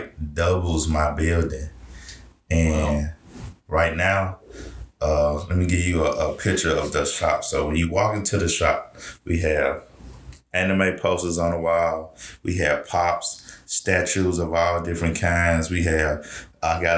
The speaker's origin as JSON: {"language": "English", "town": "Memphis", "region": "Tennessee", "country": "United States", "tie": "born or raised there", "said": "I grew up in Memphis"}